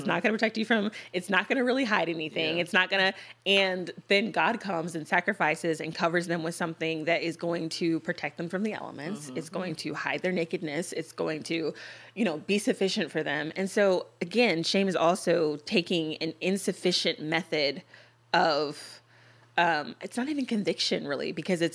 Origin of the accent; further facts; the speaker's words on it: United States; three American women